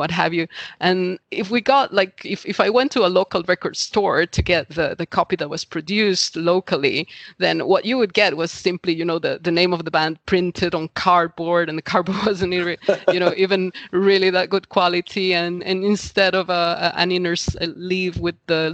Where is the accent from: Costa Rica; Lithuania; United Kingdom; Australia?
Costa Rica; I am originally from Costa Rica, which is a small country in Central America